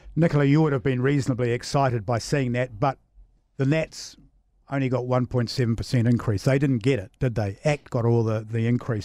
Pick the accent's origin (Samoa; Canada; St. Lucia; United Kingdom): Samoa; moved away; I grew up in Western Samoa as a child